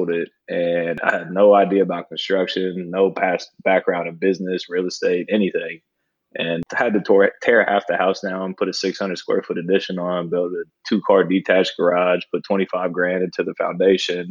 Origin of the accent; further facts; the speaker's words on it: Columbus, Ohio, United States; born and raised in Columbus, Ohio